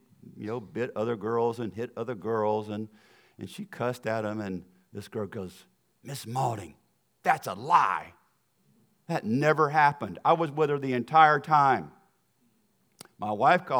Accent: the South, United States; accent: Southern; my accent is going to sound like I'm from the South, because I am.

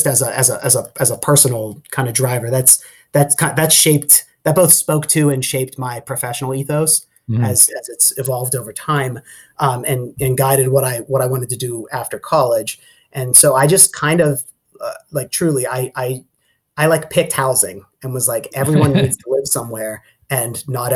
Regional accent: Pittsburgh, Pennsylvania, United States; moved away as an adult; also born or lived in Michigan; I grew up outside in the suburbs of Pittsburgh, and I went to college in Michigan

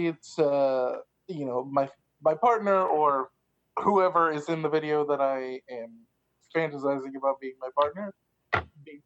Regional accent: Tulsa, Oklahoma, United States; I am from Tulsa, Oklahoma, and I went to St. Catherine's in Montecasino

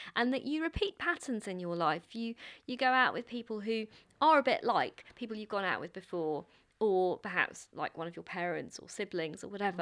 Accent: London, United Kingdom; I grew up in London

